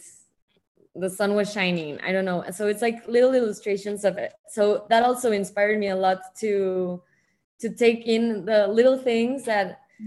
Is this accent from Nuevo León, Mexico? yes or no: no; Mexico City, Mexico; I was born here in Mexico City